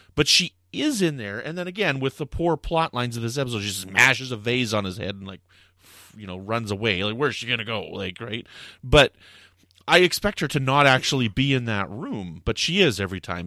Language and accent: English; Canada; I'm from Canada